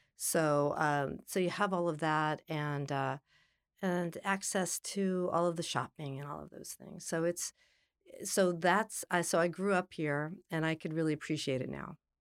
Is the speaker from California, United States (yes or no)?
yes; Los Angeles, California, United States; also born or lived in New York City; I was born in Los Angeles, and ironically, in the San Fernando Valley